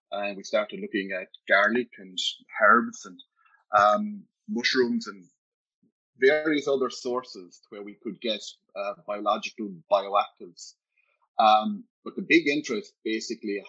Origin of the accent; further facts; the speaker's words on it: County Clare, Munster, Ireland; I was born in Ninas Diamond in County Clare, 2 miles from Lahinch. So as a child, we spent a lot of the time on the beach